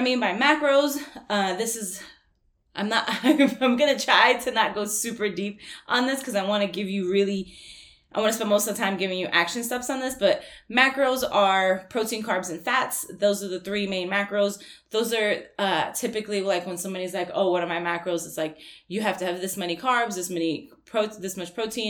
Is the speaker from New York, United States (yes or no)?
yes; New York, United States; I'm from New York